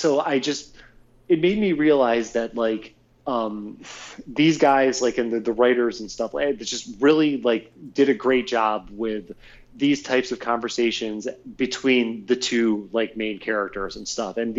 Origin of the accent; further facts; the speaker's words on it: Ohio, United States; now in California, United States; being from Ohio, then here in California